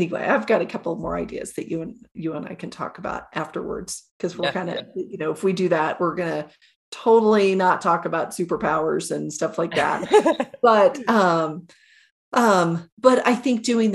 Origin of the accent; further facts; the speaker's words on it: Oklahoma, United States; I grew up in Oklahoma